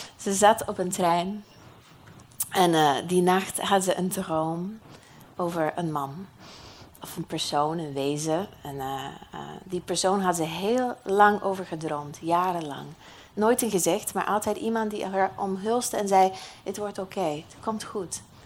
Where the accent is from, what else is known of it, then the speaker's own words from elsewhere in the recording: United States; accent: American; Dutch is a second language; moved away; uit de Verenigde Staten, net zoals ik. Dat hoor je misschien een beetje aan mijn accent